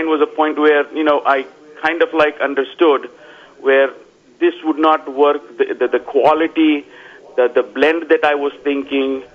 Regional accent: Vadodara, Gujarat, India; moved away as an adult; now in Palm Springs, United States; I am from India. Grew up in a small town known as Baroda. And moved to USA in 2000.

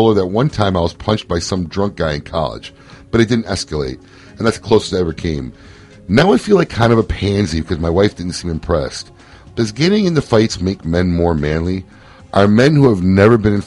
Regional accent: Chicago, Illinois, United States; my hometown, Chicago

